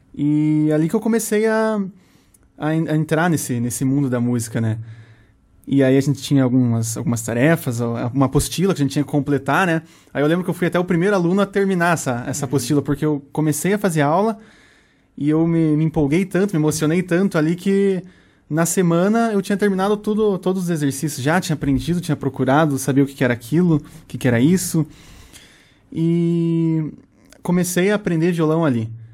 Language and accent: Portuguese; Guarapuava, Paraná, Brazil; first language Portuguese; eu sou nascido e criado aqui em Guarapuava